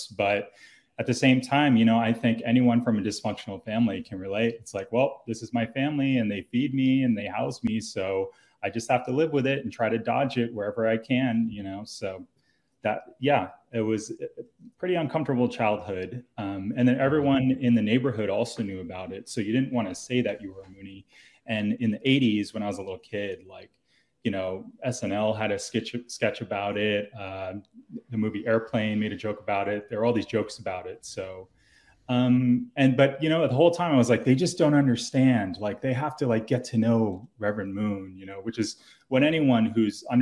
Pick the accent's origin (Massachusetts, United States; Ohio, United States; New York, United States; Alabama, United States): New York, United States; Tarrytown; moved away; also born or lived in Seattle, Washington; I grew up in Tarrytown, New York